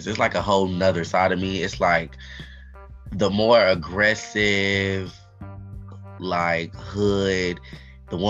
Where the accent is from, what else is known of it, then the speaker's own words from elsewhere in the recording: Cleveland, Ohio, United States; I'm from Cleveland